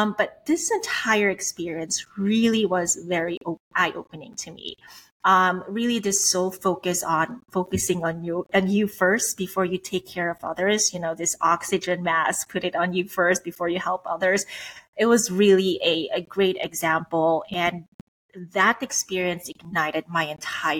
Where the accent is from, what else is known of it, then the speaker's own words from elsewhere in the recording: Switzerland; moved away; I'm Swiss. I was born and raised in Switzerland, but my background, my parents are from the Philippines.